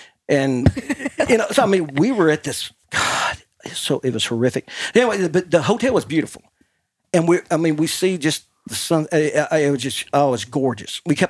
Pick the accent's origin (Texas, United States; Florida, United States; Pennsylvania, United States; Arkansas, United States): Arkansas, United States; Taylor; this little boy from Taylor, Arkansas